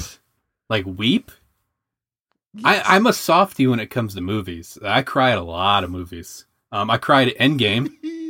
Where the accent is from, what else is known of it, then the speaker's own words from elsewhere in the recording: Michigan, United States; also born or lived in Southern Indiana, United States; I mean, it's like I'm from Michigan and Southern Indiana.